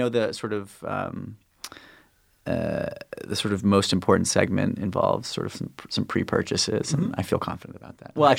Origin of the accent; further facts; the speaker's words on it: New York City, New York, United States; I grew up in New York